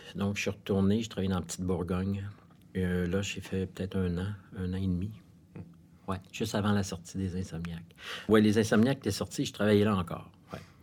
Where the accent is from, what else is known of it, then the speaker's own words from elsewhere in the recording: Montreal, Quebec, Canada; Je suis né à Montréal, j'ai été élevé dans le West Island.